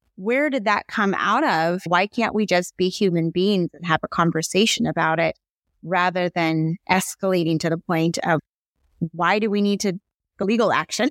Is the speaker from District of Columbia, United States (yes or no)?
no; Seattle, Washington, United States; also born or lived in Hawaii; I moved back home from Hawaii. I was established there, but not in Seattle